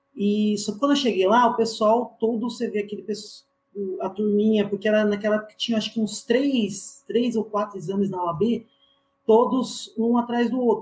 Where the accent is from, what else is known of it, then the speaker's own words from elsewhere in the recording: Mogi das Cruzes, São Paulo, Brazil; eu sou de Mogi